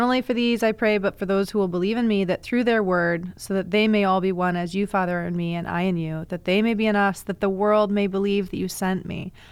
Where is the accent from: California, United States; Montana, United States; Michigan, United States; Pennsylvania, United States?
Michigan, United States; Ann Arbor; I'm from Ann Arbor